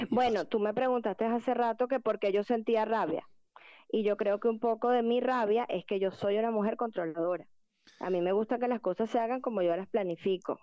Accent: Venezuela; somos los venezolanos

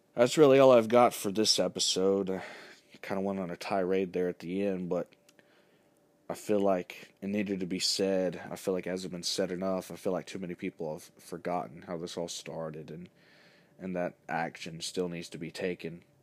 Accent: United States

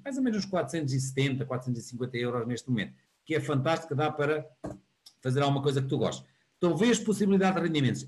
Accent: Porto, Norte, Portugal; eu sou aqui do Porto

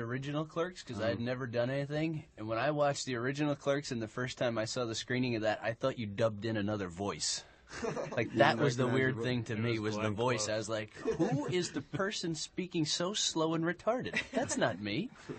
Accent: New Jersey, United States; I'm from Jersey.

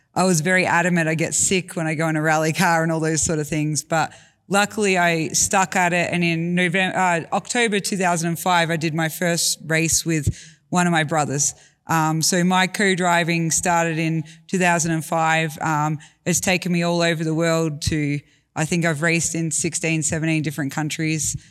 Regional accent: Australia; I grew up in Australia.

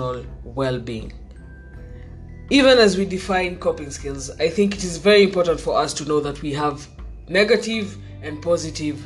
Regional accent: Kenya; as Kenyan youth

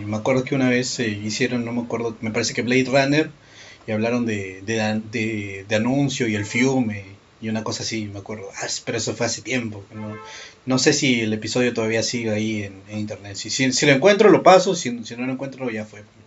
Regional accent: Peru; yo soy de Perú.

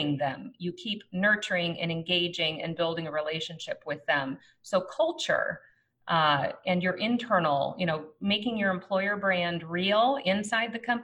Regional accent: Minnesota, United States; as a Minnesotan

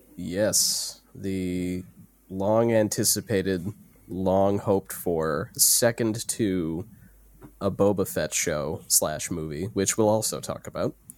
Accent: United States; I'm the American

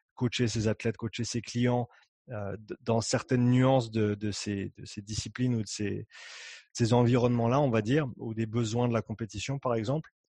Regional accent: Nyon, Vaud, Switzerland; moved away as an adult; also born or lived in Canada / Australia; j'ai grandi ici, j'ai grandi à Nyon.

